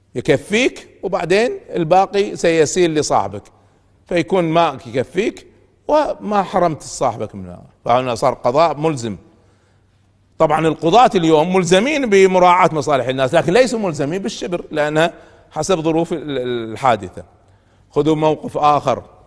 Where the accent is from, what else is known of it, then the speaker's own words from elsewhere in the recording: Kuwait; عندنا في الكويت